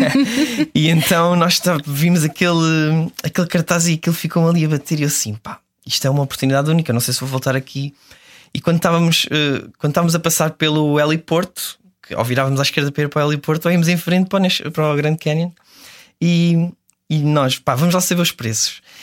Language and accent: Portuguese; Serra da Estrela, Centro, Portugal; a Serra da Estrela, que é de onde eu sou